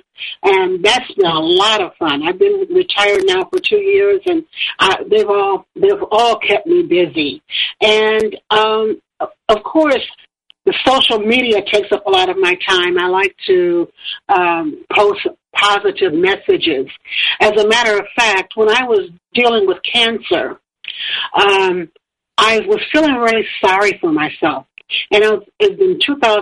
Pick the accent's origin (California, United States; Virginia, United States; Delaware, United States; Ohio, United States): Ohio, United States; Toledo; moved away as an adult; also born or lived in Florida; I moved from Florida back to Toledo